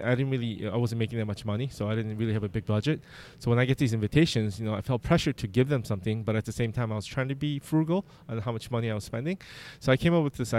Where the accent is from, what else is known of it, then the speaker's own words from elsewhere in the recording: Chicago, Illinois, United States; I'm from Chicago, and I do destination weddings